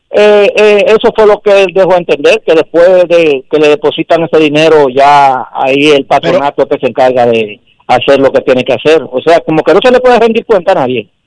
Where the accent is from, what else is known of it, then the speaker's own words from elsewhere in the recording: Dominican Republic; Eso es mi punto de vista como dominicano.